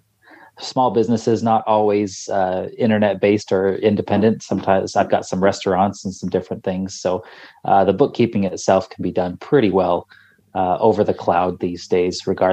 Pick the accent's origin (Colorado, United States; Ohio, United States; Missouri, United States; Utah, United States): Utah, United States; Salt Lake City; No, I grew up in Salt Lake City.